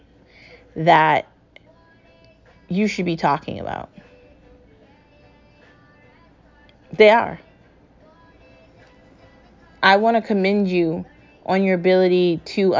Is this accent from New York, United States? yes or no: yes; New York, United States; I grew up in New York. I spent every weekend there